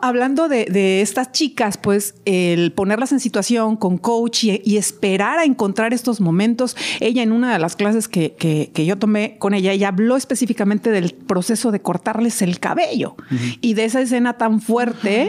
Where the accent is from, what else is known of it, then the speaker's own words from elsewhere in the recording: Mexico; yo que soy mexicana